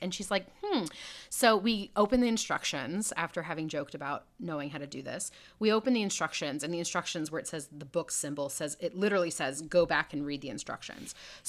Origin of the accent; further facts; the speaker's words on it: Houston, Texas, United States; I am from Texas, Houston originally.